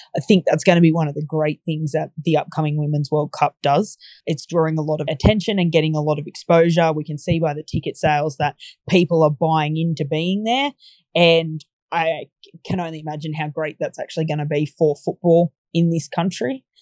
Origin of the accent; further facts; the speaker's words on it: Bathurst, New South Wales, Australia; I'm from Bathurst in central west New South Wales. So we're a small regional town